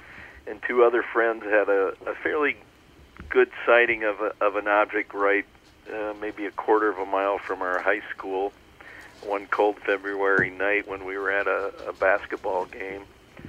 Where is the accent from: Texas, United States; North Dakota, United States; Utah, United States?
North Dakota, United States; Dickinson; I grew up in the Queen City of Dickinson, North Dakota.